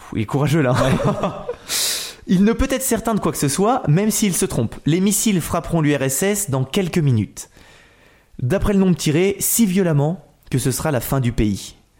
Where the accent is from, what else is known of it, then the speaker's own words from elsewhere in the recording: Nantes, Pays de la Loire, France; moved away; je suis Nantais à la base.